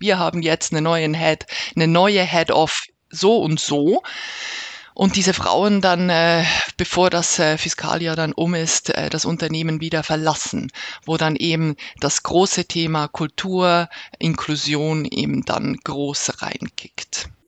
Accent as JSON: {"language": "German", "country": "Switzerland", "said": "bei uns in der Schweiz"}